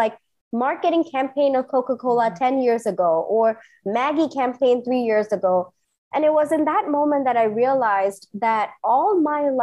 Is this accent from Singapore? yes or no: yes; Singapore; moved away as an adult; also born or lived in India / New York; now in Bangalore, India; I grew up in Singapore, did my engineering in India, and then I flew to New York to do my MBA